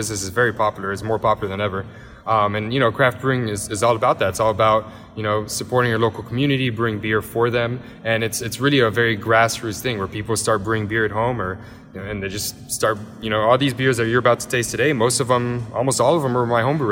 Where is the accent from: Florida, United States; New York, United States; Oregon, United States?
Florida, United States; Miami; I'm French and Lebanese, and I grew up here in Miami, Florida